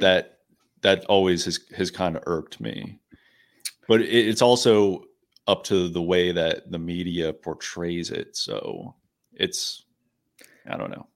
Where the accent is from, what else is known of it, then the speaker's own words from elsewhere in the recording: Pittsburgh, Pennsylvania, United States; I'm from the Pittsburgh area